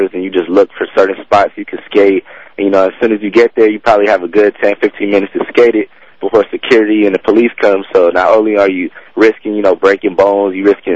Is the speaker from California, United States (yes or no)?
yes; Los Angeles, California, United States; I grew up in Venice, so it's like a hometown performance for me also